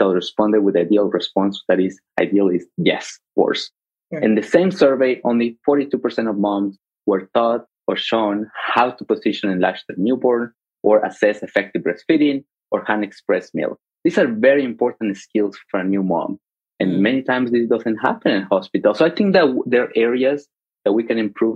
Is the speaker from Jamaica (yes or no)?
no; Mexico; now in United States; I grew up in Mexico